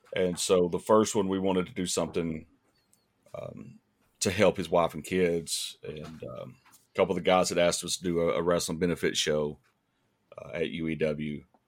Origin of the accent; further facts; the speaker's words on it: East Ridge, Tennessee, United States; East Ridge is, um, it's my hometown